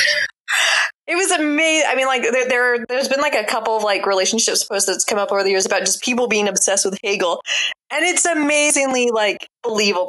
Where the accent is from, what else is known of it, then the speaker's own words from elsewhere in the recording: Mississippi, United States; now in Durham, United States; my hometown Mississippi